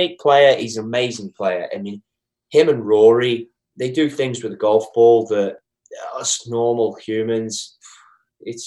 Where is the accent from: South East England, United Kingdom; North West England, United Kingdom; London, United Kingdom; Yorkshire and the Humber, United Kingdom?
North West England, United Kingdom; Liverpool; moved away; me from Liverpool, England